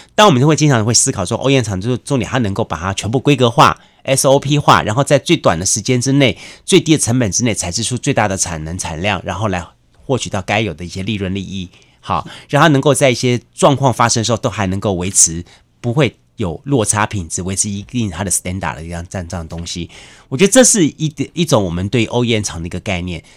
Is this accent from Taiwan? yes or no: yes; Taiwan; 我们台湾人